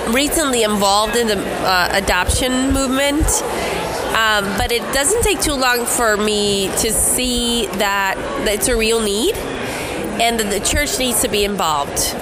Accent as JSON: {"language": "English", "country": "Guatemala", "said": "I'm from Guatemala"}